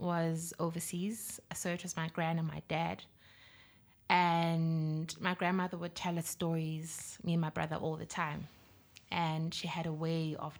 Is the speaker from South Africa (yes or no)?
yes; South Africa; I'm from South Africa